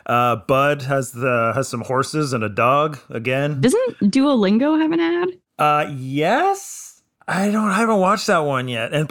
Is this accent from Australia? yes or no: no; Singapore; I'm Singaporean. No.